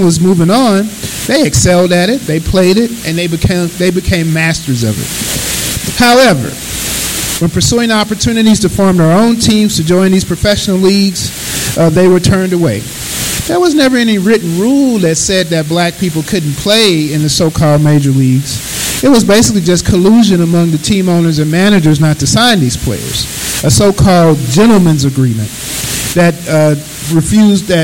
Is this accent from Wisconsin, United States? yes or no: no; St. Louis, Missouri, United States; moved away as an adult; also born or lived in Riverside, California; now in Kansas City, United States; I am a native of St. Louis, Missouri. I grew up here, East St. Louis Senior High School, class of 87